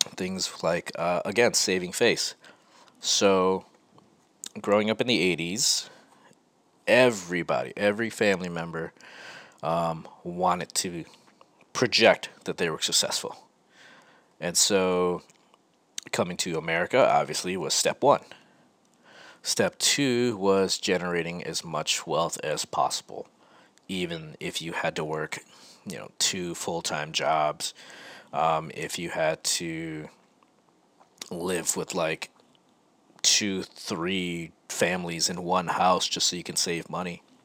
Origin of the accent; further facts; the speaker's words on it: Rochester, New York, United States; moved away as an adult; also born or lived in California; Growing up in Rochester, I was, I, I, guess I would say I was a straight edge kid.